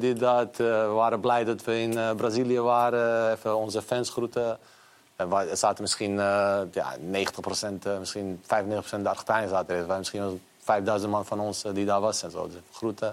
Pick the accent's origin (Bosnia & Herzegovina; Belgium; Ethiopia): Bosnia & Herzegovina; now in Netherlands; ik ben in Bosnië geboren.